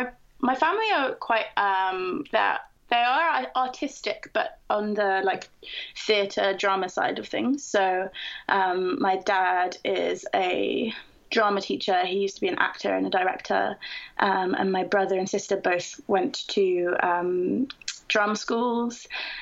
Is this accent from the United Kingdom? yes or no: yes; Camden Town, London, United Kingdom; But I was born and raised in Camden Town, and then I went to university in the north of England, and I only realized how lucky I was to live in Camden Town until I went away.